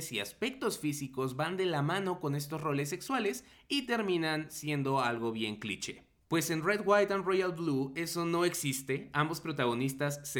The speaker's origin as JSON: {"language": "Spanish", "country": "Mexico", "said": "la neta uno como mexicano o como no estadounidense en general pues a veces no está tan familiarizado con ciertos términos o dinámicas electorales."}